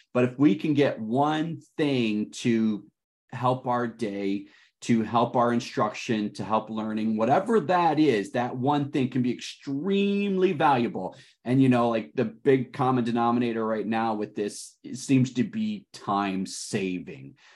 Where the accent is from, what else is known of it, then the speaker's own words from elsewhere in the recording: Detroit, Michigan, United States; I am calling in today from Detroit, Michigan. That is my hometown